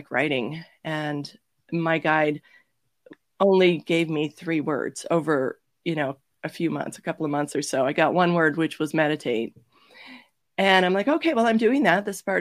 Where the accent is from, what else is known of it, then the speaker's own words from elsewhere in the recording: Toronto, Ontario, Canada; moved away as an adult; also born or lived in Georgia, United States; I'm originally from Toronto